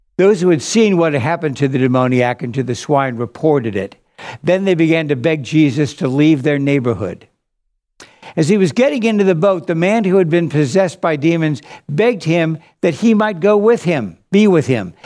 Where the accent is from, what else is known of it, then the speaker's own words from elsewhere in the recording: Pittsburgh, Pennsylvania, United States; moved away; also born or lived in New York City; When I was a boy growing up in Pittsburgh, Pennsylvania